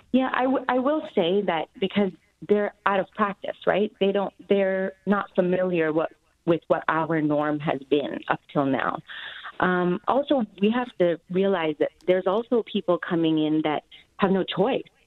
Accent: Canada; moved away as an adult; now in Hong Kong; growing up in Canada and North America

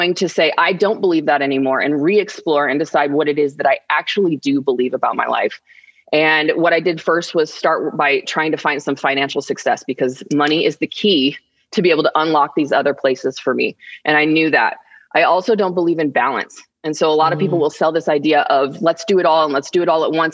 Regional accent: Arizona, United States; we're from Arizona

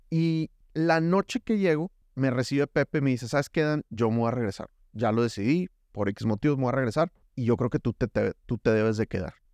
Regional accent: Nuevo León, Mexico; moved away as an adult; now in Colombia; Soy mexicolombiano, exacto. Mi matrimonio es 98% colombiano en cuanto a que nos casamos y a los seis meses nos fuimos a vivir allá

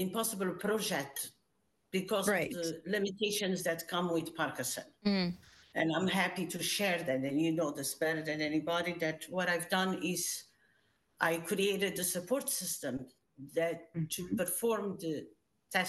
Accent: Portugal; moved away as an adult; now in Canada; I immigrated from Portugal when I was 19, so a long time ago

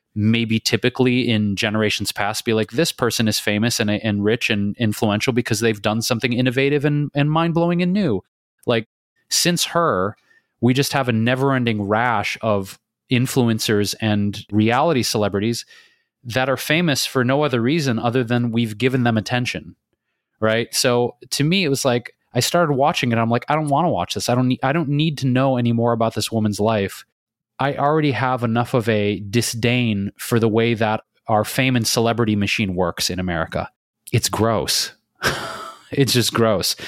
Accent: Detroit, Michigan, United States; moved away as an adult; also born or lived in Chicago / New York City / Bay Area / London; now in Los Angeles, United States; I grew up in Detroit

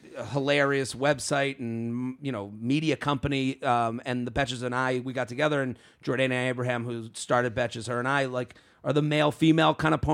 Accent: Needham, Massachusetts, United States; Outside of Boston, a town called Needham.

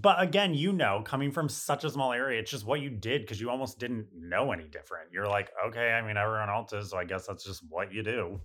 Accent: north of Scranton, rural northeastern Pennsylvania, United States; moved away as an adult; now in New York, United States; rural northeastern Pennsylvania, like, north of Scranton

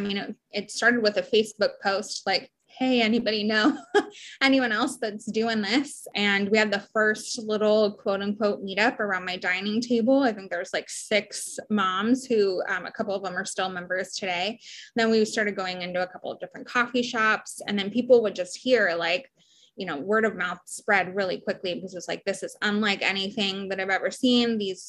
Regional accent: Honolulu, Hawaii, United States; also born or lived in Portland, Oregon / San Diego, California; I split my time. My whole life has been split between Honolulu, Hawaii, Portland, Oregon, and San Diego, California. My dad was in the Navy.

